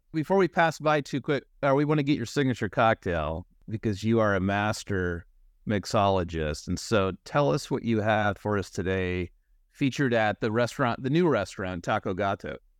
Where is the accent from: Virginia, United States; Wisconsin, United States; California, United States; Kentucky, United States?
California, United States; as a Californian